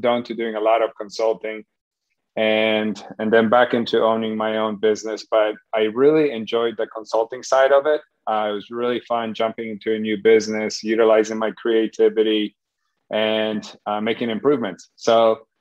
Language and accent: English; Poland; English is a second language; now in United States; I was raised in Poland back when it was communist, left when